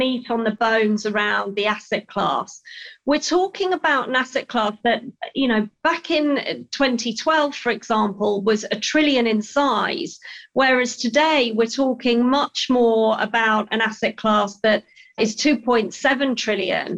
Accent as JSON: {"language": "English", "region": "Yorkshire and the Humber", "country": "United Kingdom", "tie": "born or raised there", "said": "I grew up in Yorkshire in England. So I'm British through and through."}